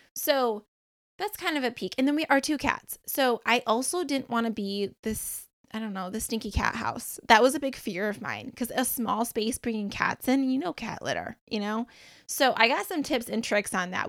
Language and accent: English; Michigan, United States; moved away as an adult; also born or lived in Beaufort, South Carolina; now in South Carolina, United States; I'm originally from Michigan, and then we ended up moving to South Carolina